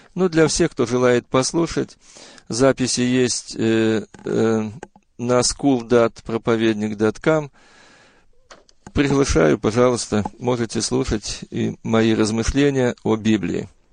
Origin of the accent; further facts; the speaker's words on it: Bryansk, Bryansk Oblast, Russia; now in Auburn, United States; Родился я э, в 1956 году в многодетной семье верующих родителей в городе Брянске